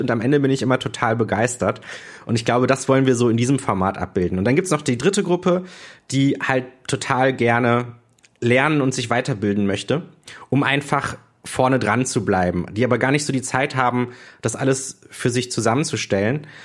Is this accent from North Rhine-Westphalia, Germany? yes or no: yes; Düsseldorf, North Rhine-Westphalia, Germany; also born or lived in Berlin; jetzt bin ich wieder in Düsseldorf